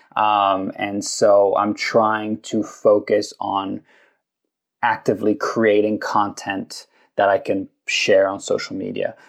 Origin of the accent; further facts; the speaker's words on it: London, United Kingdom; moved away as an adult; now in Los Angeles, United States; I grew up in London. I was there for 18 years